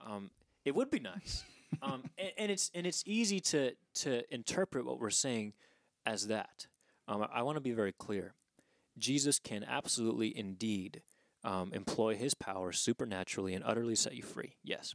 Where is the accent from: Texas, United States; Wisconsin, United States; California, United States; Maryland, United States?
California, United States; Southern; moved away; I was born in Southern California